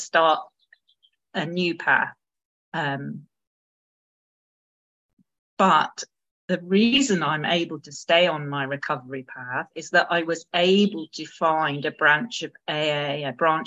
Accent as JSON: {"language": "English", "country": "United Kingdom", "said": "as a British woman"}